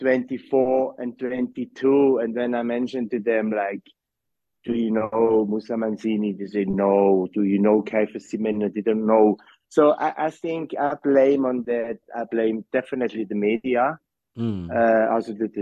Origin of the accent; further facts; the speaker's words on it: Switzerland; moved away as an adult; also born or lived in Johannesburg, South Africa; now in South Africa; I'm from Switzerland